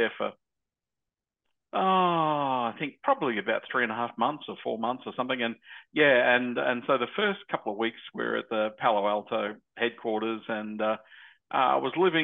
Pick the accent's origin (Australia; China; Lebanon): Australia; being an Australian